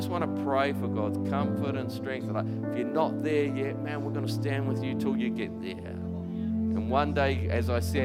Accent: New Plymouth, Taranaki, New Zealand; moved away; also born or lived in Christchurch; I grew up in New Plymouth

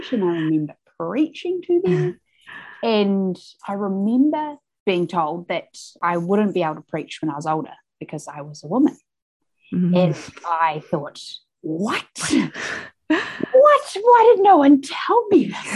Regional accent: Wellington, New Zealand; also born or lived in Auckland; I grew up in Wellington and moved to Auckland when I was 18

